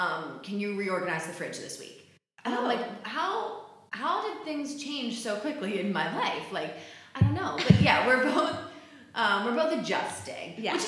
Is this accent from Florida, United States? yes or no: no; New Jersey, United States; we're both from New Jersey.